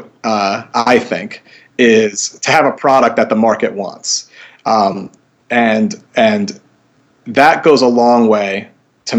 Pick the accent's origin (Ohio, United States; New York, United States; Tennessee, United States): New York, United States; New York City; moved away as an adult; now in Northampton, United States; I grew up in New York City